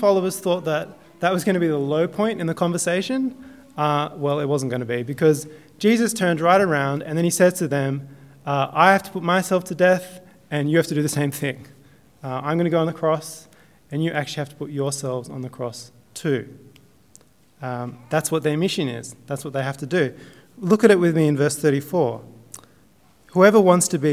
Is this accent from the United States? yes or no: no; Southern Highlands, New South Wales, Australia; I'm from the Highlands